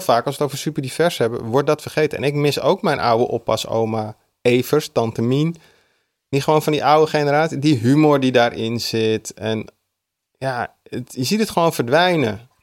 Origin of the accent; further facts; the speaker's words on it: Amsterdam, North Holland, Netherlands; ik kom uit de Oosterparkbuurt waar ik ben opgegroeid.